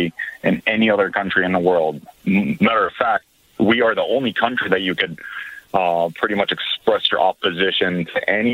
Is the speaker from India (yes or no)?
no; Israel; moved away as an adult; now in United States; I'm originally from Israel